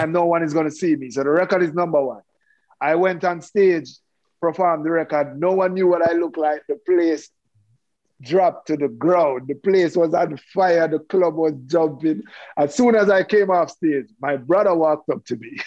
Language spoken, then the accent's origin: English; Kingston, Jamaica; I was born and raised in Kingston, Jamaica.